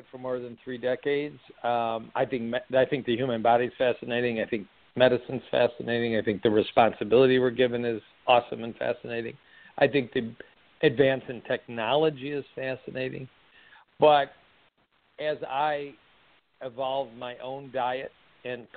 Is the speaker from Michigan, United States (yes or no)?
yes; Michigan, United States; also born or lived in Kansas City, Missouri; I started a job back in Michigan, my home state